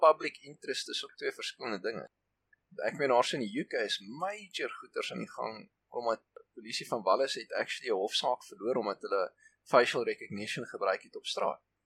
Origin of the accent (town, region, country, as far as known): South Africa